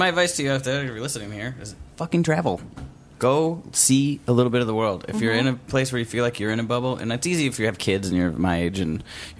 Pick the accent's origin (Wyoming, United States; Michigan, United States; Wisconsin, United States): Wisconsin, United States; That's where, I'm from Wisconsin.